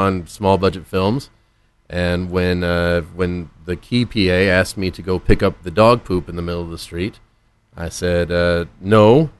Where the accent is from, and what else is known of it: Houston, Texas, United States; born or raised there; moved away as an adult